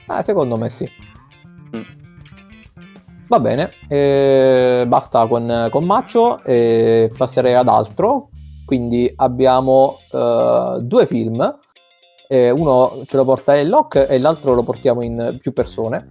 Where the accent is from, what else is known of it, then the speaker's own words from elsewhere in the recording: Abruzzo, Italy; dalle nostre parti, cioè in Abruzzo